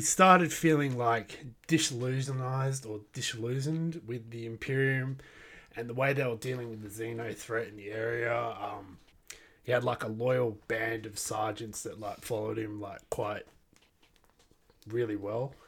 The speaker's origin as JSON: {"language": "English", "country": "Australia", "said": "I am from Australia."}